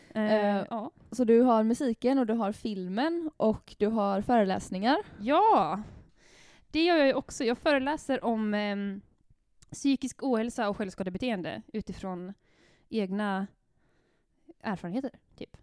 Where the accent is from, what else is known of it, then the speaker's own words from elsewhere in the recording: Härnösand, Västernorrland County, Sweden; alltså jag växte upp i Västernorrland. Jag, jag är från Härnösand.